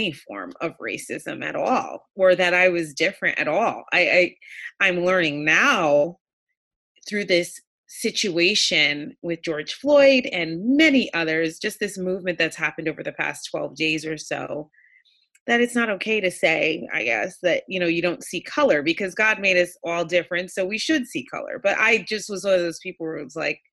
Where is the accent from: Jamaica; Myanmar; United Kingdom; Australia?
Jamaica; now in United States; I was born in Jamaica